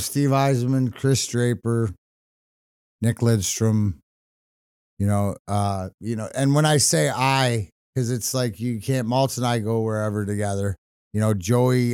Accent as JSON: {"language": "English", "town": "Burnaby", "region": "British Columbia", "country": "Canada", "tie": "born or raised there", "moved": "yes", "lives_now": "Michigan, United States", "said": "I was born in Burnaby"}